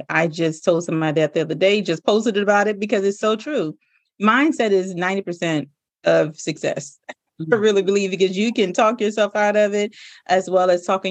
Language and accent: English; Louisiana, United States; I'm really just a good country girl at heart. I'm a girl from Louisiana